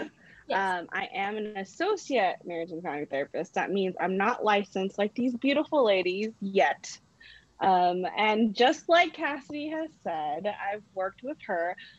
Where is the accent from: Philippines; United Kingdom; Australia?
Philippines; I've always wanted to, but, you know, I'm Filipino.